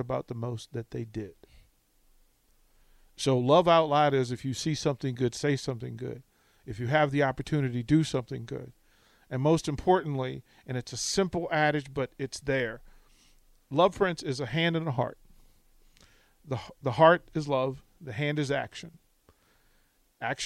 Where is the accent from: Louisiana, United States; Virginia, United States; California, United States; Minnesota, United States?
Virginia, United States; also born or lived in Washington, D.C.; I was born and raised in Virginia, but I'm a D.C. kid